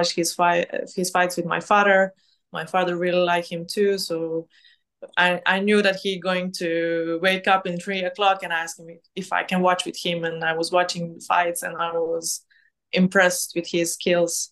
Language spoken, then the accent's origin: English; Mostar, Federation of Bosnia and Herzegovina, Bosnia & Herzegovina; moved away as an adult; now in Norway; I grew up in Mostar, but in 2015, I decided to move to Norway. And since then, I live in Norway.